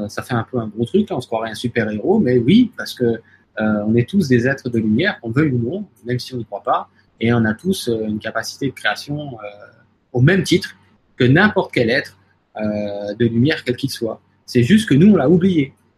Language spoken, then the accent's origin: French; France; chez nous en France